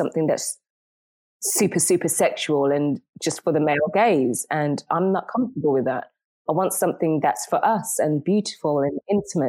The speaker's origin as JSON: {"language": "English", "region": "England", "country": "United Kingdom", "also_born_or_lived": "Jamaica", "moved": "yes", "lives_now": "Istanbul, Turkey", "said": "Inglaterra, English"}